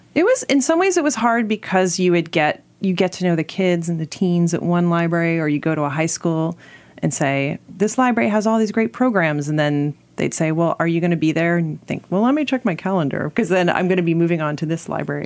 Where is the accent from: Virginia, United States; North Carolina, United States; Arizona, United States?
Virginia, United States; Alexandria; I grew up in Alexandria, Virginia